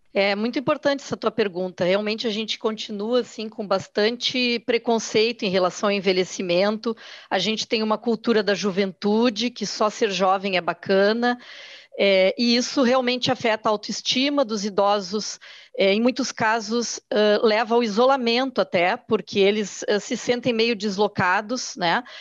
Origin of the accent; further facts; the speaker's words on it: Porto Alegre, Rio Grande do Sul, Brazil; eu sou aqui do Sul, sou de Porto Alegre, aqui a gente tem muito forte a cultura do churrasco